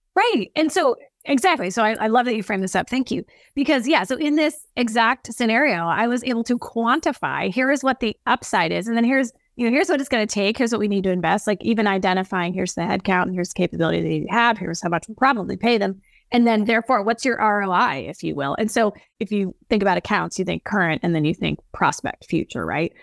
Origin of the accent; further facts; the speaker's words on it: the West, United States; raised on a cattle ranch, very tuned into the earth and water, especially 'cause I'm from the West